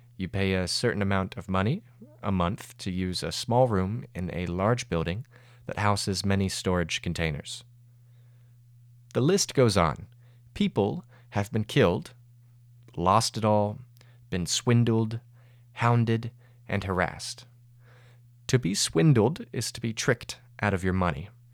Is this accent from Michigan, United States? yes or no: no; Georgia, United States; my home state, Georgia